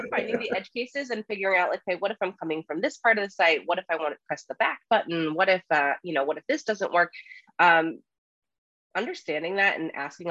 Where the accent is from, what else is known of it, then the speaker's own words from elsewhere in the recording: Rhode Island, United States; moved away as an adult; also born or lived in New York City; the little suburb that I grew up in Rhode Island